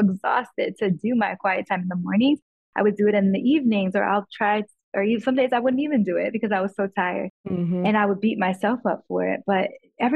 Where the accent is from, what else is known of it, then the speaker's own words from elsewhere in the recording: Chicago, Illinois, United States; moved away; I grew up in Chicago in the hood.